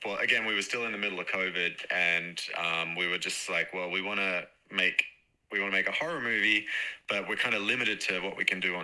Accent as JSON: {"language": "English", "town": "Perth", "region": "Western Australia", "country": "Australia", "said": "I'm from Perth, West Australia"}